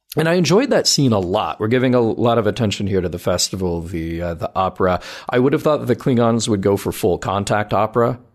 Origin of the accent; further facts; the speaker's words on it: the South, United States; I grew up in the South